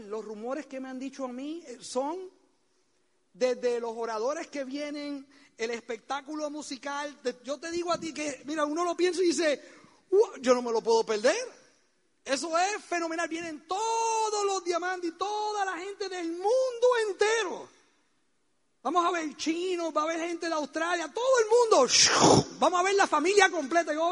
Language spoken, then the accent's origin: Spanish; Puerto Rico; Oye bien, porque de esa isla yo sé lo que produce porque yo soy puertorriqueño, ¿eh?